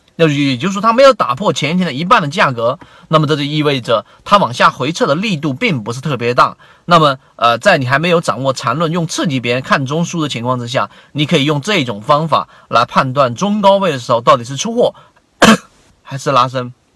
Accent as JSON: {"language": "Chinese", "country": "China", "said": "就跟我们中国人传统所说的这个盐少许，酱油少许"}